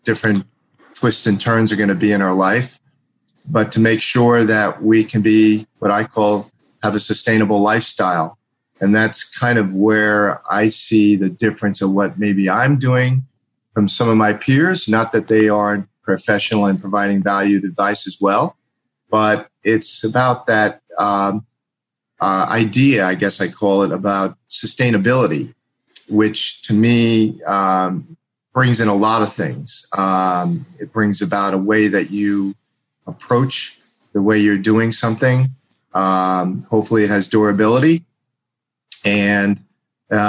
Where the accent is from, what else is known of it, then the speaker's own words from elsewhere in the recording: East Coast, United States; moved away; I came from the East Coast